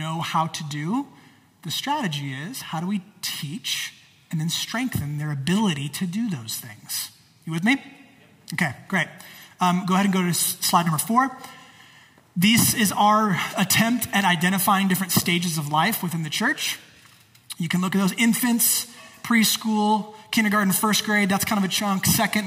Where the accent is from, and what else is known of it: United States